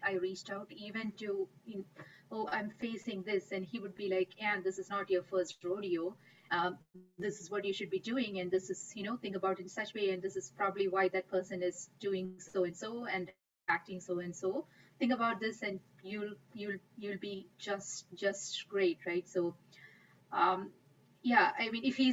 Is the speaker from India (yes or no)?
yes; India; moved away; I grew up in India